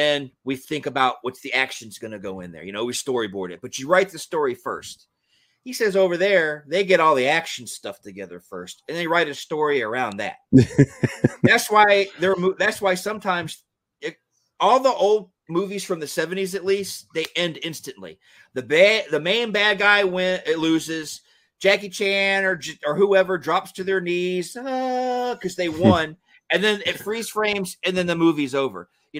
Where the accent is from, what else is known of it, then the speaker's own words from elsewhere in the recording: Georgia, United States; I grew up in Georgia. I grew up in the country area, a rural area of Georgia.